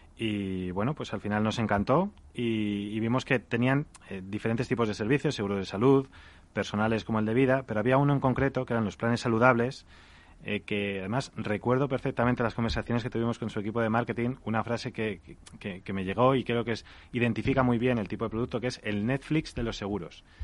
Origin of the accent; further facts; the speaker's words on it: Salamanca, Castile and León, Spain; hemos abierto ya en Salamanca, que es mi tierra